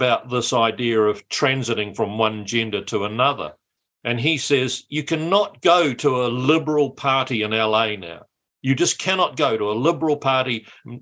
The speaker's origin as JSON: {"language": "English", "town": "Matamata", "region": "Waikato", "country": "New Zealand", "tie": "born or raised there", "said": "I grew up in Matamata and went to Matamata College"}